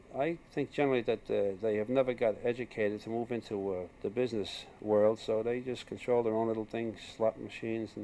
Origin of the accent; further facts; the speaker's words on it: New York City, New York, United States; I was born in New York, and I was born in the streets. I was born in an Irish neighborhood